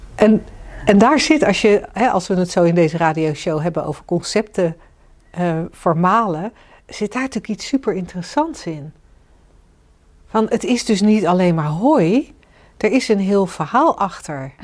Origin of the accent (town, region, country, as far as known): Netherlands